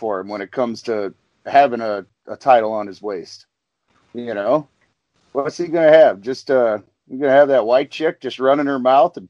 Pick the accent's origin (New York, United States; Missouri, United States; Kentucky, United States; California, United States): Missouri, United States; St. Louis; Orton is from my hometown, I love being from St. Louis.